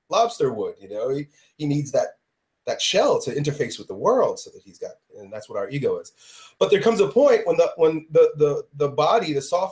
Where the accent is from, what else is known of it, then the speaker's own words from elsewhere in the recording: a suburb of New York City, United States; growing up in a suburb of New York City